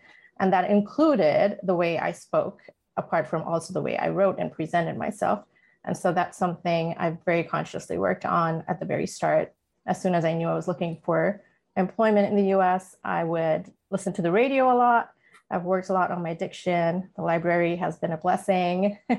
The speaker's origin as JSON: {"language": "English", "country": "India", "tie": "born or raised there", "also_born_or_lived": "Middle East / Atlanta", "moved": "yes", "lives_now": "Los Angeles, United States", "said": "My background, though, I was born and raised in India, partly also in the Middle East. We've moved to the US about 16 years ago and lived in Atlanta. So been on the East Coast and now live here in LA on the West Coast."}